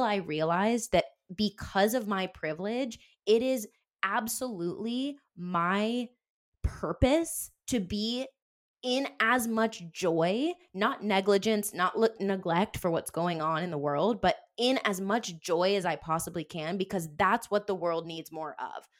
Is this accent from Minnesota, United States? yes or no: no; Denver, Colorado, United States; moved away as an adult; also born or lived in Wisconsin / San Diego; We were born, raised in Denver